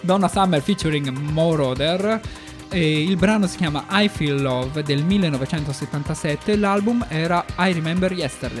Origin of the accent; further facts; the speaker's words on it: Florence, Tuscany, Italy; io sono di Firenze